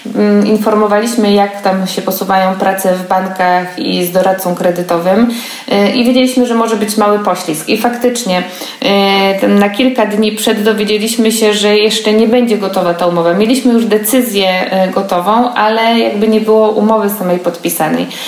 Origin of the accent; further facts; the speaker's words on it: Poznań, Greater Poland, Poland; jestem z Poznania